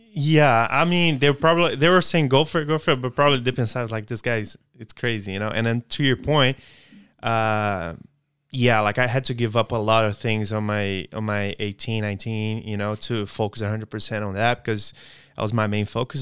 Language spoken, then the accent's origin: English; Belo Horizonte, Minas Gerais, Brazil; moved away as an adult; now in United States; I'm from Belo Horizonte, southeast, so, uh, state of Minas Gerais